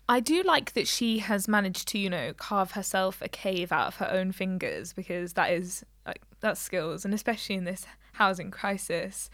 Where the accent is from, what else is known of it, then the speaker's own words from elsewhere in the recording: Leicester, East Midlands, United Kingdom; we're from Leicester